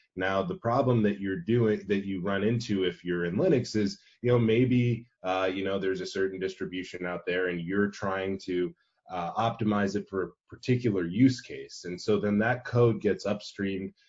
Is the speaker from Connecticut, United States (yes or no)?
no; Arizona, United States; I'm from Arizona.